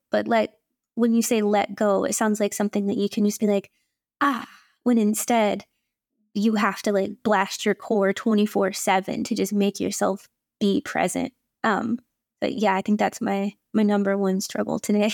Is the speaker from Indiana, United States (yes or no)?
yes; Indiana, United States; I grew up in Indiana